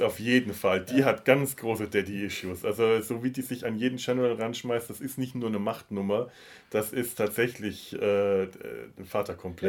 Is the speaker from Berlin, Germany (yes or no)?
no; Bavaria, Germany; meine Kindheit und Jugend in Bayern